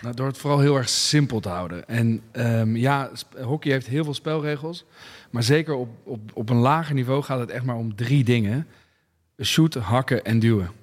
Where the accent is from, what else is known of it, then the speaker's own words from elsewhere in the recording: Netherlands; also born or lived in Voorburg; als Nederlander